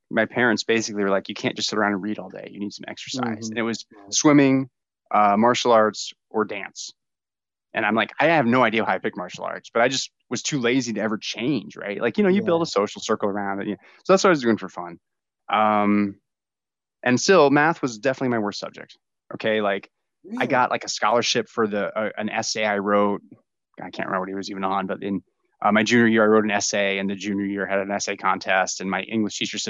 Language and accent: English; Tampa, Florida, United States; I grew up in Tampa, Florida